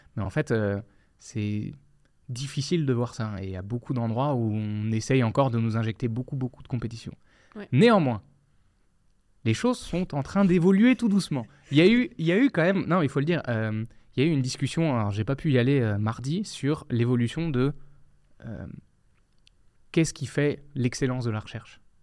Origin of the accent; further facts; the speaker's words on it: France; moved away as an adult; also born or lived in Quebec; now in Quebec City, Canada; moi, en tant que Français